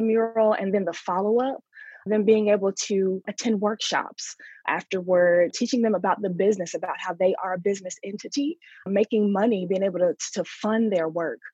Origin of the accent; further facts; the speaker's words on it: Louisville, Kentucky, United States; in Louisville, you know, this is my hometown